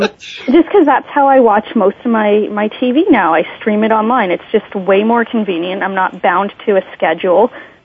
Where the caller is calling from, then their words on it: Canada; I'm calling from Canada